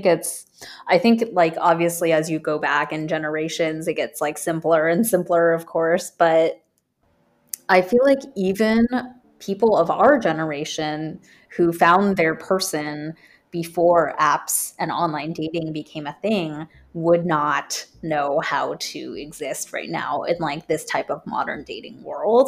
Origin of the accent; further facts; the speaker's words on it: United States; I'm American. Yeah. Like, yes, my blood and how I look, I am Taiwanese